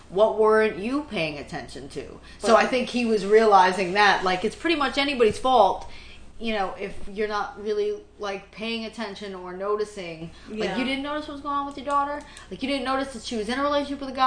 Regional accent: New York City, New York, United States; I grew up in Brooklyn.

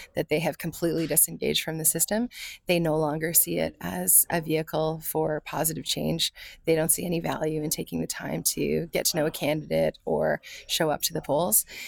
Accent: London, Ontario, Canada; I am a Londoner.

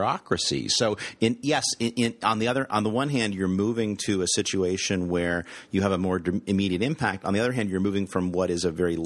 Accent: United States; as an American

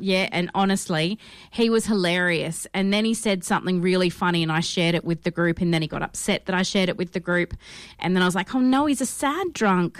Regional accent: United States; I'm so American

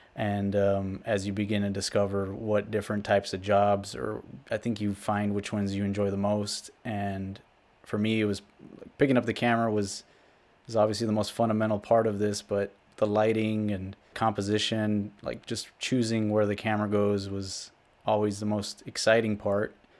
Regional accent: Rio Grande City, Texas, United States; I am from South Texas. I grew up along the U S Mexico border in a small town called Rio Grande City

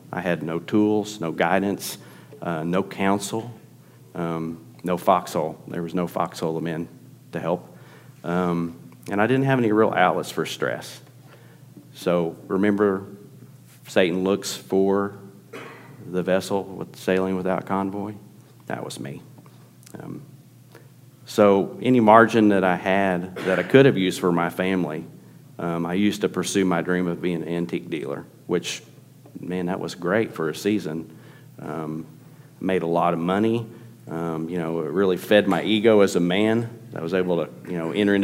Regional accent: Tulsa, Oklahoma, United States; grew up in Tulsa, Oklahoma.

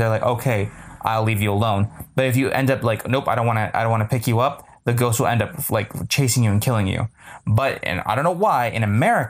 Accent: Bay Area, California, United States; We are Bay Area people because we say like a lot. So we are apparently from California.

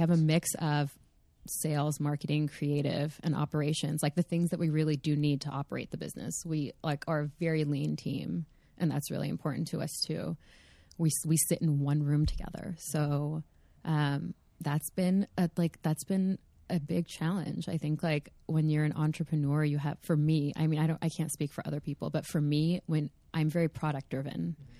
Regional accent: California, United States; also born or lived in Los Angeles; I did happen to be born and raised in California, you know, like, I did, I do happen to live in L A.

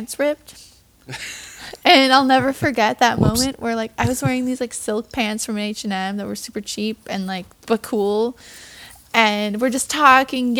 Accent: Midwest, United States; moved away as an adult; now in Hillsdale, NY, United States; I came from the Midwest

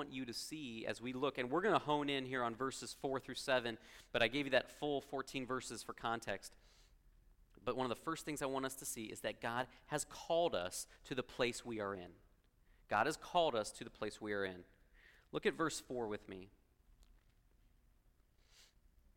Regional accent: Los Angeles, California, United States; moved away as an adult; also born or lived in Columbia, Missouri; now in Missouri, United States; Growing up in Los Angeles

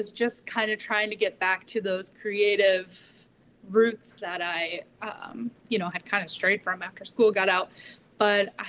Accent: Midwest, United States; now in Daytona Beach, United States; I'm originally from the Midwest

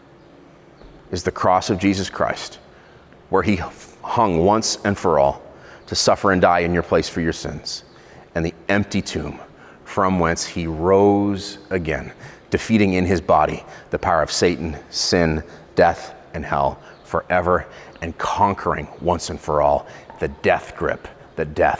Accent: Israel; in Israel, where I grew up

